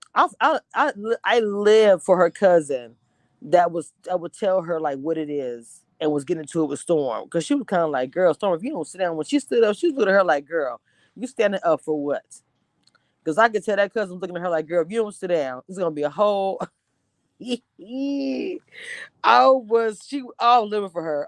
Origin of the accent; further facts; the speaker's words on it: Louisiana, United States; also born or lived in Texas; I'm from Louisiana